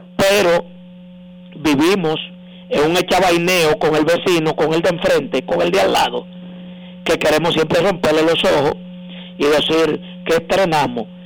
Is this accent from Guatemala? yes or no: no; Dominican Republic; aquí que yo vivo, yo soy dominicano